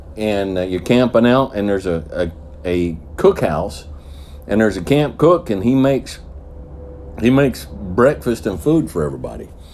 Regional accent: the South, United States; I'm a Southerner

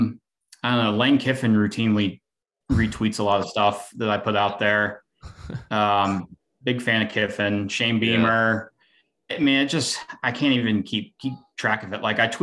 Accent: Atlanta, Georgia, United States; moved away as an adult; also born or lived in Oklahoma; I grew up, in Atlanta.

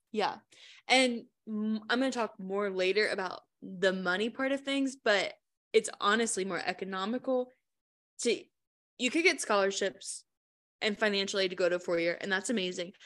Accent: Richmond, Virginia, United States; I'm from Richmond

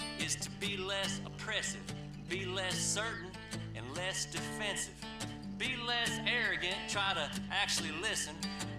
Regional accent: Mississippi, United States; I'm from Mississippi.

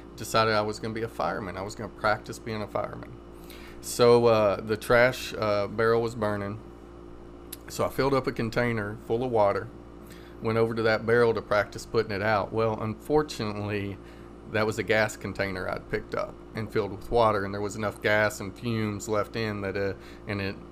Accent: Breckinridge County, Kentucky, United States; moved away as an adult; also born or lived in Bowling Green, Kentucky / Murray, Kentucky / Illinois; now in Louisville, United States; I'm from Breckenridge County, near Rough River area

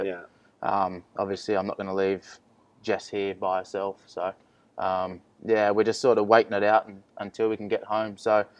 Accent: Penrith, New South Wales, Australia; I'm from Penrith

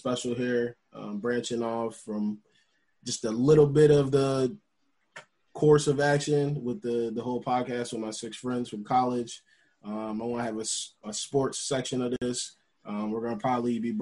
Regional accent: Utica, New York, United States; born or raised there

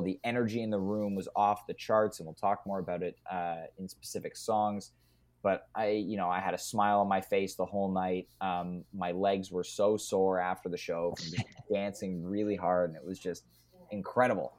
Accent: Canada; I'm Canadian

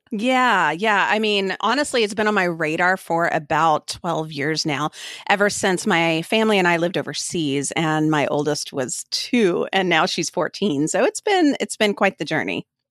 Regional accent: Austin, Texas, United States; moved away as an adult; also born or lived in Turkey / Kosovo / Oregon; we live just north of Austin, Texas, which is my hometown, but we have lived all over the place, quite literally, around the world

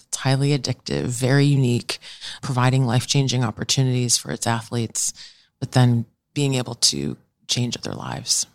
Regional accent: New York, United States; also born or lived in Delaware; I grew up in New York

